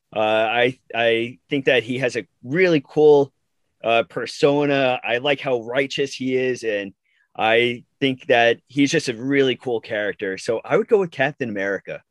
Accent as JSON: {"language": "English", "area": "Long Island", "region": "New York", "country": "United States", "said": "I am from Long Island, New York"}